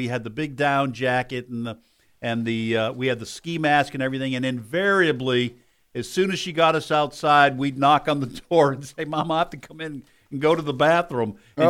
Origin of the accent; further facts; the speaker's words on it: New England, United States; when I was growing up in New England